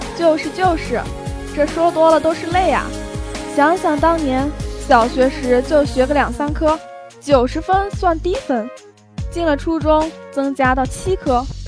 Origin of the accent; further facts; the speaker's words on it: southern China, China; moved away; 作为一个南方人